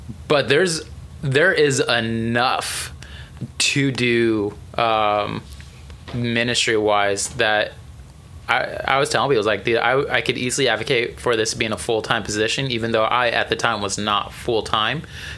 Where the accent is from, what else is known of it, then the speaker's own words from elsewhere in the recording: Albuquerque, New Mexico, United States; Yeah, I grew up in Albuquerque.